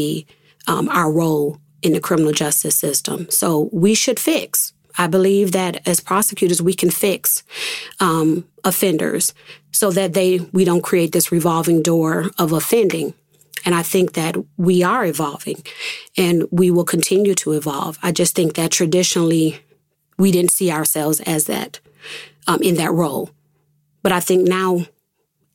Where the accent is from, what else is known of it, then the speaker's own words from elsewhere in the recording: Rochester, New York, United States; also born or lived in Atlanta; my hometown, the place where I grew up